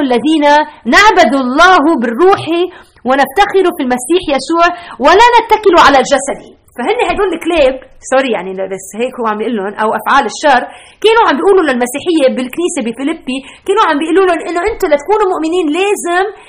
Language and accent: Arabic; Lebanon; now in Chicago, United States; انا ربيت بلبنان